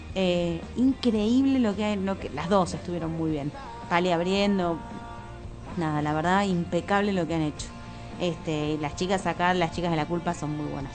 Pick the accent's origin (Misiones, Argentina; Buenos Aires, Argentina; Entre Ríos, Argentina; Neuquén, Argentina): Buenos Aires, Argentina; also born or lived in Parque Chas, Buenos Aires / Pilar, Buenos Aires Province; Yo crecí ahí hasta los 9, 10. Después me mudé a Belgrano. Este, y eh, hice toda mi primaria, parte de mi primaria y toda mi adolescencia en Belgrano